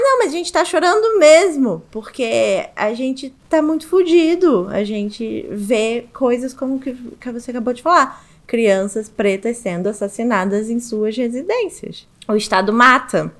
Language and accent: Portuguese; Rio de Janeiro, Brazil; Bem uma menininha de apartamento do Rio de Janeiro mesmo. E eu ficava ali no eixo, Zona Sul, Centro, Barra